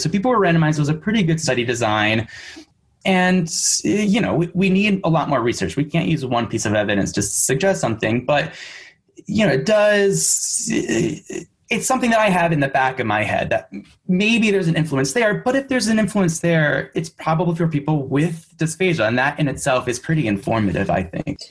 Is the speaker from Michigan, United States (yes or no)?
yes; Michigan, United States; also born or lived in San Francisco; now in New York City, United States; I am originally from Michigan, but I currently live in New York City